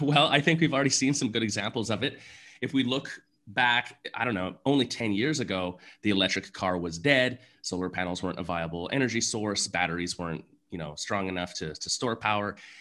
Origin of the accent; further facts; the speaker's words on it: Canada; being Canadian, I played, you know, junior hockey